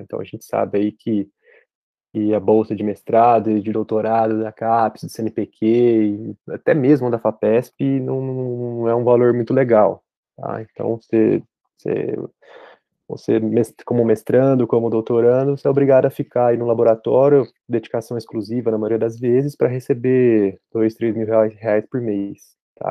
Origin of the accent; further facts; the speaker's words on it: Brazil; moved away as an adult; also born or lived in United States; eu decidi voltar para o Brasil. Então, eu tomei essa decisão. Falei, "Não, eu quero, quero voltar para minha terra